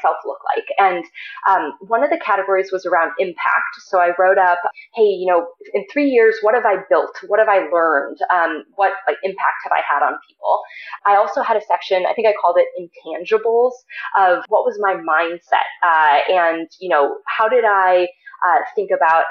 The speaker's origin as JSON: {"language": "English", "region": "Ohio", "country": "United States", "also_born_or_lived": "San Francisco Bay Area", "moved": "yes", "lives_now": "Boulder, United States", "said": "I'm originally from Ohio, but I started going to summer camp out here when I was 3 years old"}